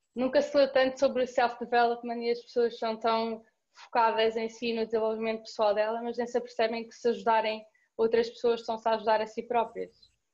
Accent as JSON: {"language": "Portuguese", "town": "Cascais", "region": "Lisbon", "country": "Portugal", "said": "Sou de Cascais, como disseste, tenho 21 anos"}